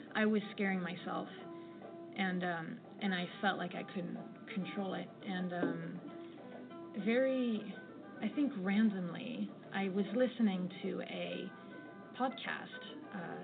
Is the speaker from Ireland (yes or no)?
no; France; moved away as an adult; now in London, United Kingdom; I'm originally from France, but I've been living in the UK for the last 11 years. So now I work in London